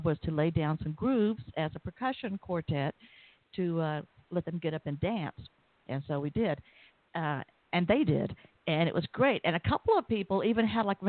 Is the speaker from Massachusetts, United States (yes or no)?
no; Atlanta, Georgia, United States; I'm from Atlanta